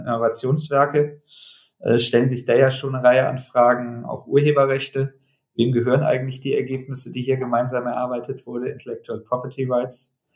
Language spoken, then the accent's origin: German; Germany; bei uns in Deutschland